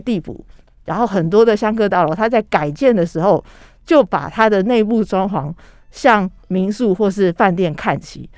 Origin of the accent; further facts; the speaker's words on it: Taiwan; 我们台湾人